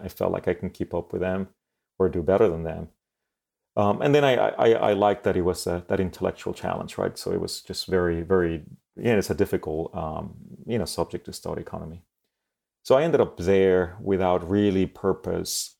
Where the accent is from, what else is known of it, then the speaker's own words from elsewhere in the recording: Mexico City, Mexico; moved away; also born or lived in Monterrey, Mexico; So I grew up in Mexico City. Then I moved to Monterrey Mexico